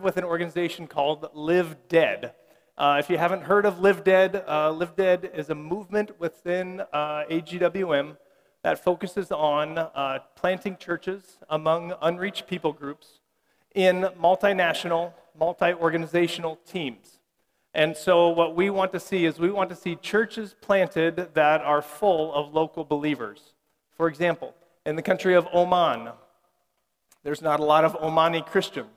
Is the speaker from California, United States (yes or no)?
no; Nebraska, United States; I'm from Nebraska